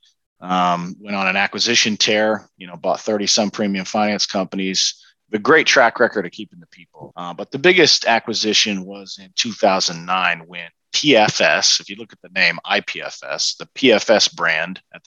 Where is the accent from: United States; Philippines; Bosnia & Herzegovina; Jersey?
United States; Kansas City; based in my hometown in Kansas City